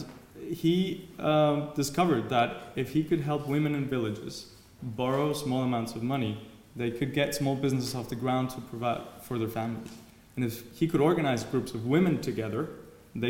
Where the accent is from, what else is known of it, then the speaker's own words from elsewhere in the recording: Mexico; moved away as an adult; also born or lived in Germany; I was brought up in Mexico, and one day realized I could not go to university in Mexico